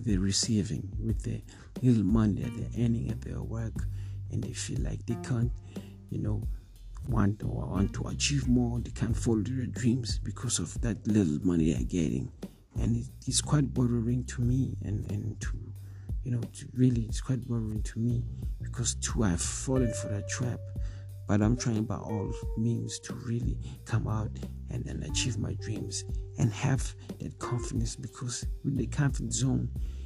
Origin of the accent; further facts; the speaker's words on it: South Africa; as a South African young, you know, young youth, young boy